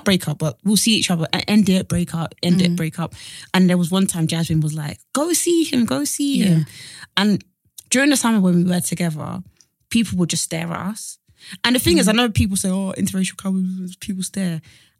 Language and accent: English; Nigeria; Like, you know, I'm black, I'm Nigerian, you know, racism happens, all this stuff.